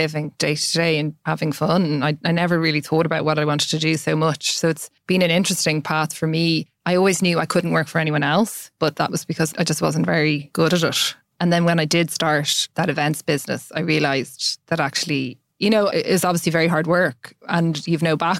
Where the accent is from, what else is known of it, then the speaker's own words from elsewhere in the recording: Dublin, Leinster, Ireland; also born or lived in London; after a few years abroad, I moved to Dublin aged 7 or 8, grew up in Monkstown.